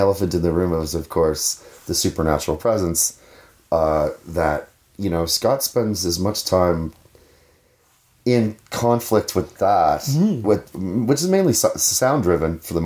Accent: Sydney, Nova Scotia, Canada; when I was growing up in Sydney

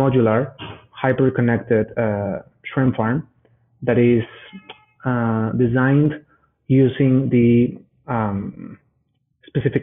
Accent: Mexico City, Mexico; I am Mexican. I was born and raised in Mexico City.

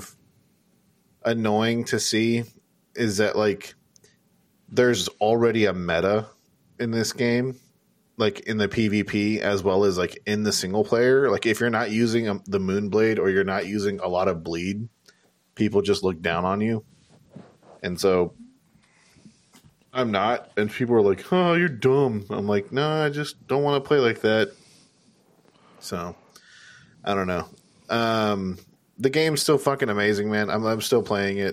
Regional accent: California, United States; we're all from California

